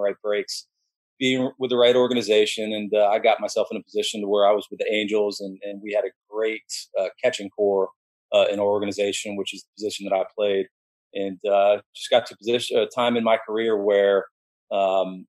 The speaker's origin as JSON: {"language": "English", "town": "Orlando", "region": "Florida", "country": "United States", "tie": "born or raised there", "also_born_or_lived": "Miami / New Orleans", "moved": "as an adult", "said": "I grew up in Orlando"}